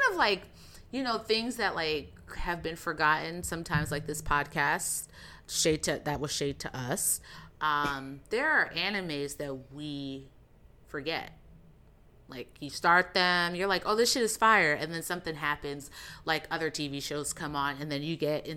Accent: Jamaica; I'm Jamaican

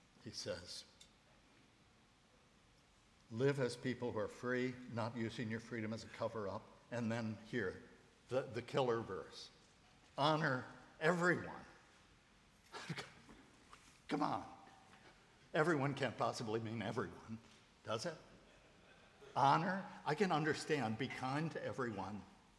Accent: United States; I'm an American

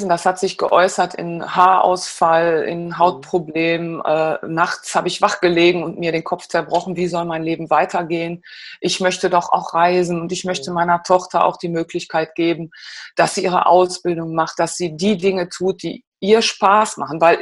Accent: Gelsenkirchen, North Rhine-Westphalia, Germany; ich bin nämlich im Bergbau, Kind, also ein Ruhrgebietsmädchen. Ich komme ursprünglich, geboren bin ich in Gelsenkirchen.

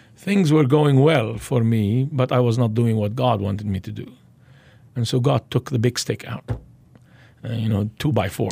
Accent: Beirut, Beirut Governorate, Lebanon; I was born in Beirut, Lebanon, into a Muslim family

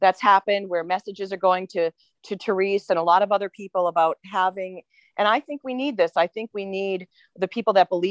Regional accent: Manchester, New Hampshire, United States; I grew up in Manchester

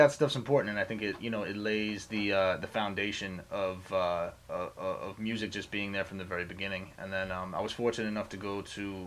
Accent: West Stockbridge, Massachusetts, United States; moved away; I grew up out in Western Mass, like out in the sticks.

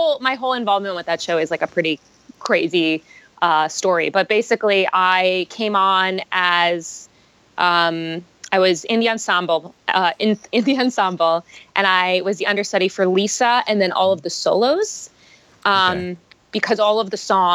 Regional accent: Boca Raton, Florida, United States; moved away as an adult; also born or lived in Boston / Toronto; I grew up in Boca Raton, Florida

